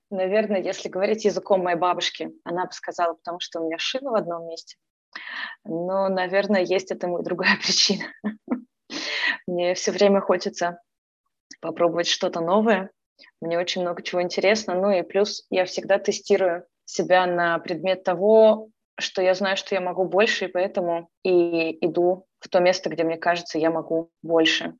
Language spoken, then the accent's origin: Russian; Kyiv, Ukraine; moved away as an adult; now in Canada; Сама я из Киева, из Украины